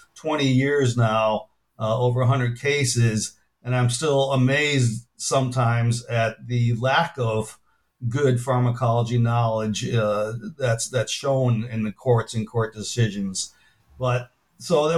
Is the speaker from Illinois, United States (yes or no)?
yes; Chicago, Illinois, United States; moved away as an adult; also born or lived in Minnesota; now in Tulsa, United States; I grew up in Chicago